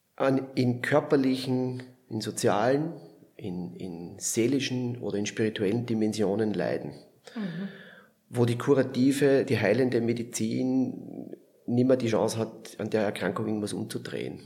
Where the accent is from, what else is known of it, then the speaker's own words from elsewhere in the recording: Lower Austria, Austria; moved away as an adult; also born or lived in Vienna / Vorarlberg; now in Switzerland; ich komme aus Niederösterreich, so 40 Kilometer südlich von Wien